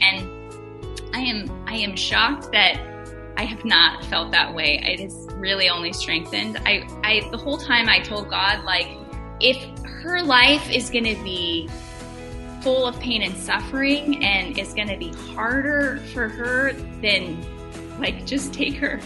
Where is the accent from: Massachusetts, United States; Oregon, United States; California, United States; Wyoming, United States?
Oregon, United States; moved away as an adult; also born or lived in Ohio; we are from Oregon originally